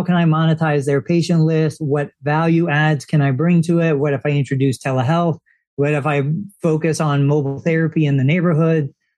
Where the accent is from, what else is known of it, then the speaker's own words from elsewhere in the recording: New York, United States; I came from New York. I don't remember the areas all that well